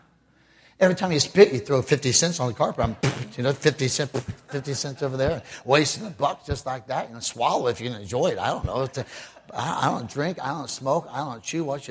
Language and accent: English; Ohio, United States; moved away; my home state of Ohio